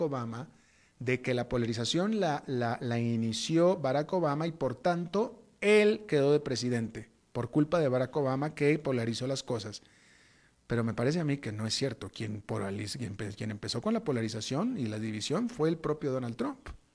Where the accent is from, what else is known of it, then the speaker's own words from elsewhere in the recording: Mexico; moved away as an adult; also born or lived in Atlanta, United States; Yo soy mexicano